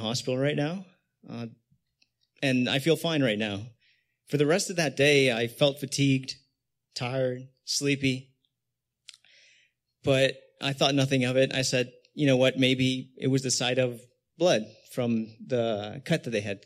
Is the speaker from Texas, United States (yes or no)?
no; Los Angeles, California, United States; also born or lived in Canoga Park; Born and raised here in the San Fernando Valley